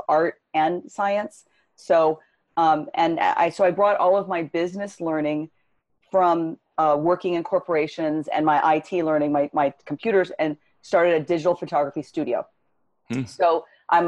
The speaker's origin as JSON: {"language": "English", "town": "Los Angeles", "region": "California", "country": "United States", "tie": "born or raised there", "said": "I grew up in Southern California, Los Angeles area"}